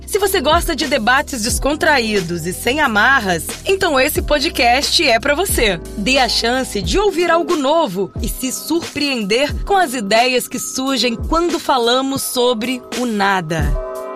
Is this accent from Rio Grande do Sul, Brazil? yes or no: yes; Rio Grande do Sul, Brazil; eu sou gaúcho